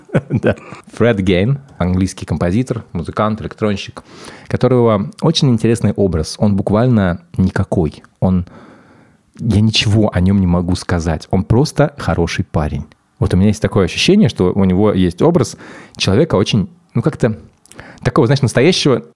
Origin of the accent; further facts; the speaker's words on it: Moscow, Russia; когда я рос в Москве